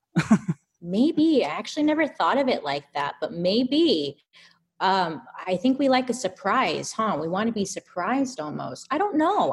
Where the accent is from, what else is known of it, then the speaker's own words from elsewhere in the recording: Inland Empire, Southern California, United States; the Inland Empire, Southern California